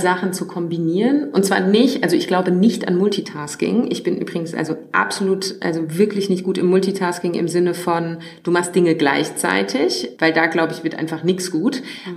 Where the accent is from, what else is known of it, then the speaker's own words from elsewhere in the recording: Worms, Rhineland-Palatinate, Germany; moved away as an adult; also born or lived in Black Forest; now in Berlin, Germany; Ich habe Wurzeln im tiefsten Schwarzwald, bin dann aufgewachsen in der Nähe von Frankfurt in Worms